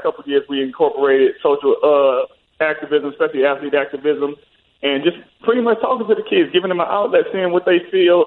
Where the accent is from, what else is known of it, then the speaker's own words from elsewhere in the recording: Houston, Texas, United States; also born or lived in Louisiana; the community that I grew up in Houston, in Louisiana